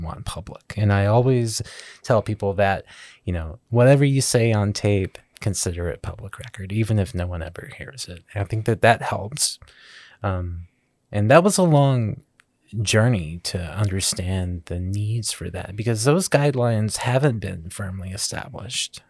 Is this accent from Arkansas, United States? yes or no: yes; Southeast Arkansas, United States; Growing up in Southeast Arkansas